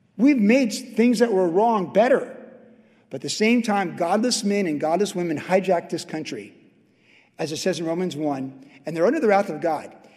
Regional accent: United States

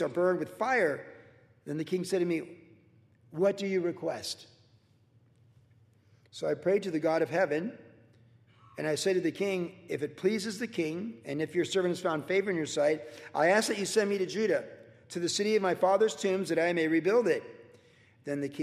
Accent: United States; We are a land of opportunity, and we're blessed

